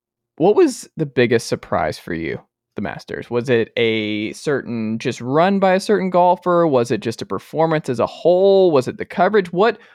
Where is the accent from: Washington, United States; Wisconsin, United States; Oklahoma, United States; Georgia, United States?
Georgia, United States; Atlanta; I'm from Atlanta.